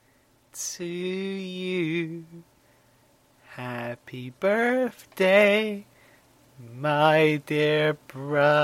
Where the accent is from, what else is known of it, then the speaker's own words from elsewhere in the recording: United Kingdom; we are British